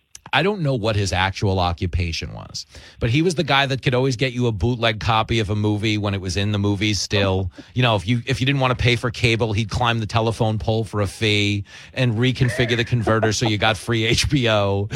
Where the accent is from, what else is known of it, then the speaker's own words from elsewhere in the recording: Levittown, New York, United States; moved away; Like I grew up in Levittown on Long Island